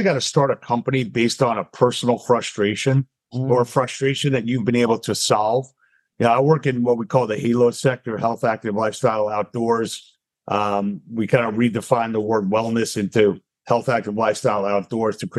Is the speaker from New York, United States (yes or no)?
yes; Long Island, New York, United States; moved away as an adult; also born or lived in Atlanta; I grew up in Long Island, went to Emory, right by you down in Atlanta, undergrad